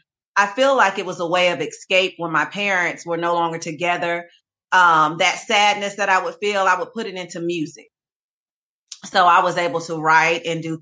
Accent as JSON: {"language": "English", "town": "Hinesville", "region": "Georgia", "country": "United States", "tie": "born or raised there", "also_born_or_lived": "Germany / Colorado / North Carolina", "moved": "as an adult", "lives_now": "Greensboro, United States", "said": "we came back to Georgia, where I'm from, grew up in the Hinesville area."}